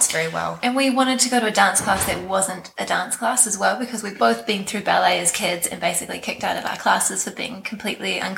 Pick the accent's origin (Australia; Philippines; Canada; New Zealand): New Zealand; Wellington; I'm also from Wellington